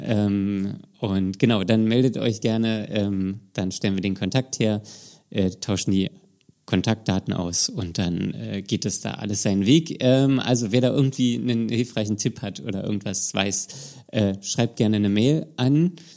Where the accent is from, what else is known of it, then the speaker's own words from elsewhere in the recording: Berlin, Germany; moved away; meine Heimat Berlin ist